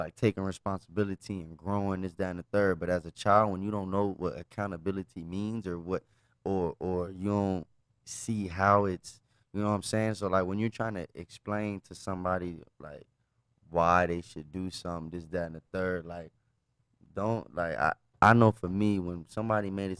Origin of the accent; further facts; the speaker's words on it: Dallas, Texas, United States; also born or lived in Florida; now in Las Vegas, United States; my hometown, circle back to Dallas